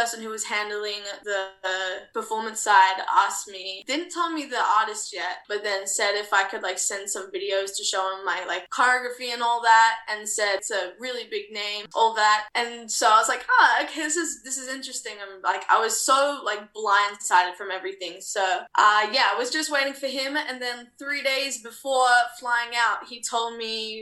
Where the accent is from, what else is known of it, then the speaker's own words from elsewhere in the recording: Australia; also born or lived in New Zealand (half Kiwi); at 19 years old as an Australian